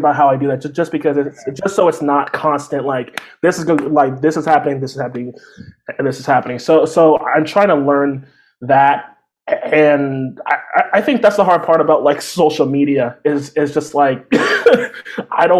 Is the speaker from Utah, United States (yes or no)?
no; Texas, United States; I grew up like in Texas